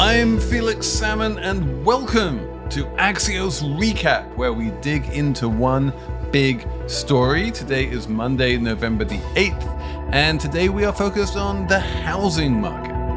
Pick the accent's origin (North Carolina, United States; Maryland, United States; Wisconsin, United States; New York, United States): New York, United States; As a New Yorker